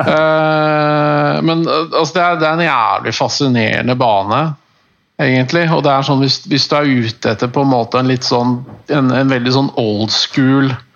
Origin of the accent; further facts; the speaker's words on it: Norway; jeg er norsk